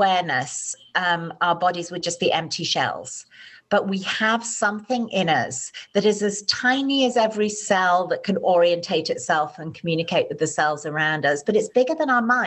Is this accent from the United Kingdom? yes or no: yes; United Kingdom; I'm British